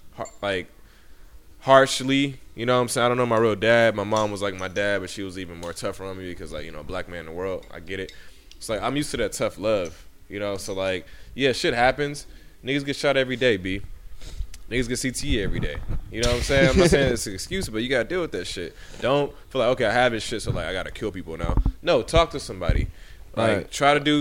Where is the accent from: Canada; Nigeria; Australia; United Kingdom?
Nigeria; I'm Nigerian.